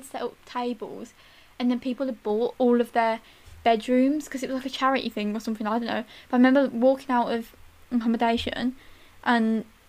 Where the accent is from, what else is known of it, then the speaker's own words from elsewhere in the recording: Tamworth, West Midlands, United Kingdom; Oh, that's nice. I'm from Tamworth.